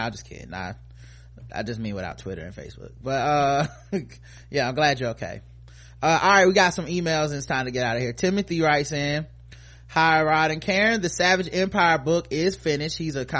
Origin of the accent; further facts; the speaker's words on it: British Columbia, Canada; I grew up in British Columbia, immigrated as a baby with all my extended family back in Jamaica and the UK. Not a lot of black folks around here.